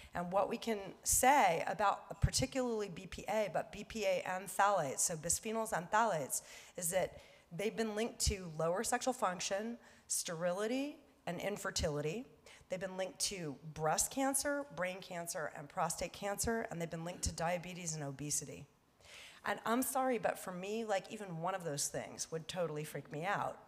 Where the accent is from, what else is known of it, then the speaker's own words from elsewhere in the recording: Los Angeles, California, United States; I was born here in Hollywood and used to take the bus uh, down Wilshire to go to the beach